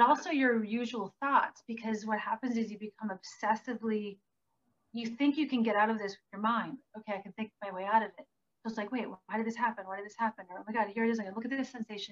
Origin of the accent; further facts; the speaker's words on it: Green Bay, Wisconsin, United States; moved away; I grew up in Green Bay, Wisconsin.